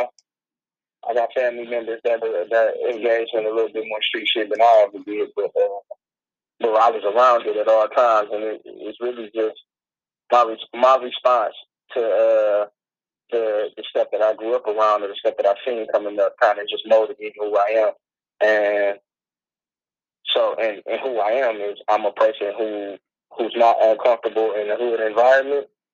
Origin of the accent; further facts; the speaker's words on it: Detroit, Michigan, United States; I'm from Detroit, Westside